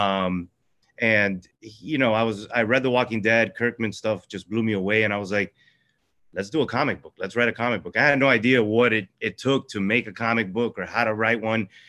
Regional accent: Miami, Florida, United States; born or raised there; also born or lived in Venezuela

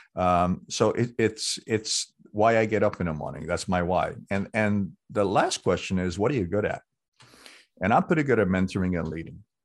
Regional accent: New York City, New York, United States; growing up in New York City on the streets

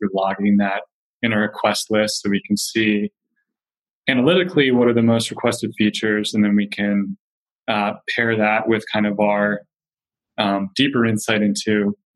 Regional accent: Philadelphia, Pennsylvania, United States; now in Bay Area, United States; I'm from Philadelphia

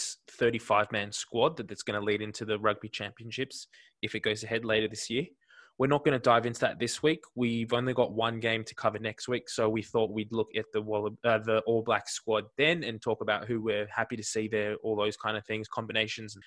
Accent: Australia; I'm an Australian

